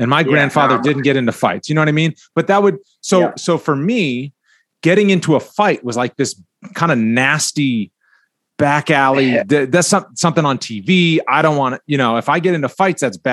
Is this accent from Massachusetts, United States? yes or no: yes; Cape Cod, Massachusetts, United States; I was from Cape Cod.